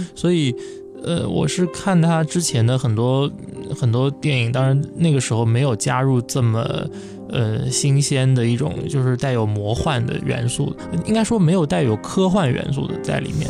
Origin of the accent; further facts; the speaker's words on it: southern China, China; 我是南方人